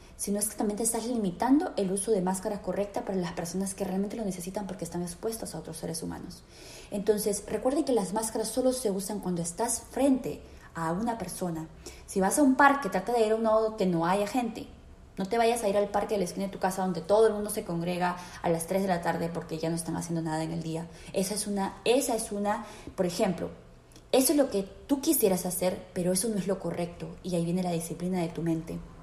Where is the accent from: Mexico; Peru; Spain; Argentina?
Peru; en mi país, en Perú